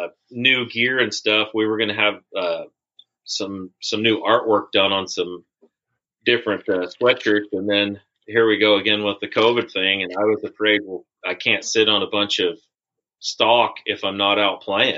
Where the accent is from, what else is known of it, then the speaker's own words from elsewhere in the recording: Aberdeen, Washington, United States; also born or lived in Menlo, Washington; I'm actually from Aberdeen, Washington.